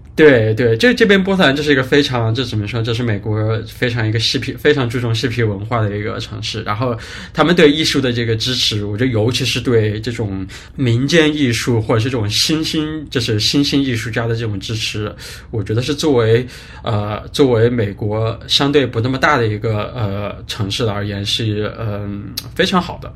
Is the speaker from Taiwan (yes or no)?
no; Wuhan, Hubei, China; 我是来自武汉的